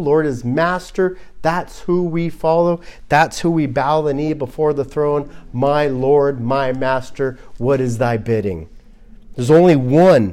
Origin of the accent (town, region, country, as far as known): Glendale, California, United States; born or raised there